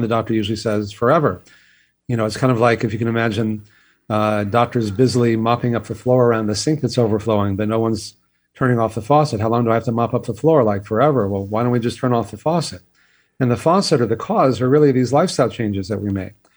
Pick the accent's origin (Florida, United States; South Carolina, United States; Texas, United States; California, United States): Texas, United States; I grew up in Texas where exercise was always punishment